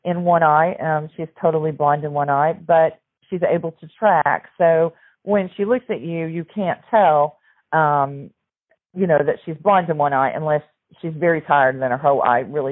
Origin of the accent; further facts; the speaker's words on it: Southern Illinois, United States; moved away as an adult; now in Tennessee, United States; I grew up in Southern Illinois